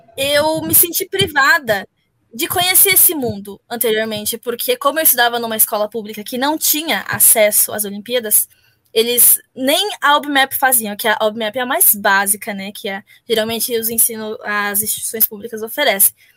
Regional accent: São Paulo, Brazil; Eu sou de São Paulo

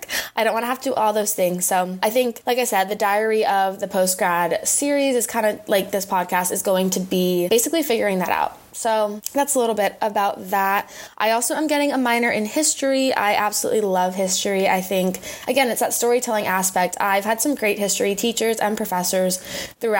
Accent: San Francisco, California, United States; moved away as an adult; now in San Diego, United States; I grew up in San Francisco. I'm a California girl at heart

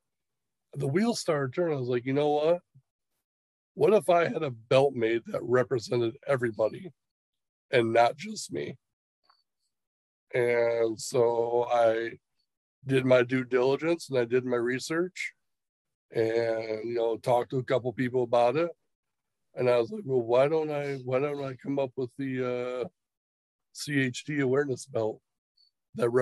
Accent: Michigan, United States; Independence Pro Wrestling, and it's, you know, around my hometown

